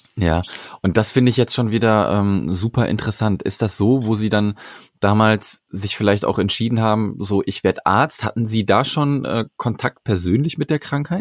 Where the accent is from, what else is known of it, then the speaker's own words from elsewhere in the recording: Sauerland, North Rhine-Westphalia, Germany; ich komme aus dem Sauerland und mein Rheumato, also ich bin am Rande mhm. des Sauerlands